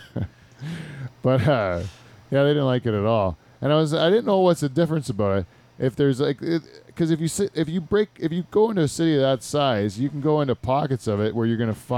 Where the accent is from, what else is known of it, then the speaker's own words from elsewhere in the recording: near Niagara Falls, Ontario, Canada; I always say Niagara Falls